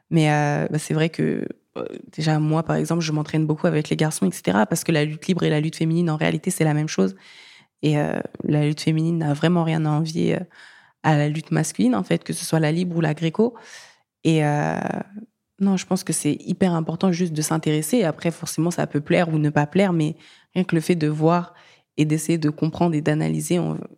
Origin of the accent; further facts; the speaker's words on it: France; moi, je suis malienne française. Et en allant au Mali